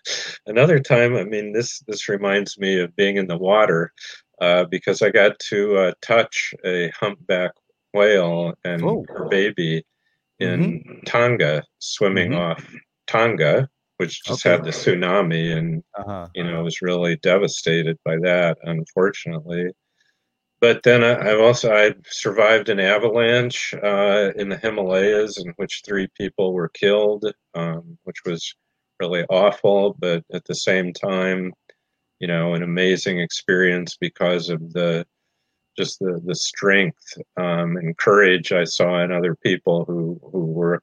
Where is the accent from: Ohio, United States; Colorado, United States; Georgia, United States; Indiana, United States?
Indiana, United States; When I was 18, I walked to the edge of my hometown, stuck out my thumb, and hitchhiked across the country. And a year and a half later, when I was 19, a friend and I took a motorcycle trip from northern Indiana all the way across the U.S.